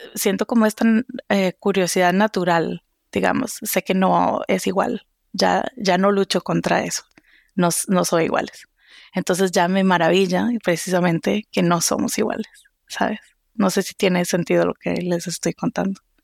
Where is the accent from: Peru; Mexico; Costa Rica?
Costa Rica; moved away as an adult; also born or lived in Seville / France; now in Boston, United States; soy de Costa Rica